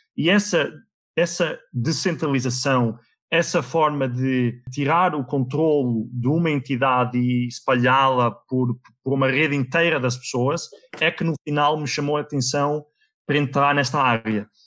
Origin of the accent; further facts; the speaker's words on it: Viseu area, Portugal; moved away; also born or lived in Netherlands; eu nasci na Holanda, fui para Portugal com 3 anos, ehm, eh, eu vivi na, na zona de Viseu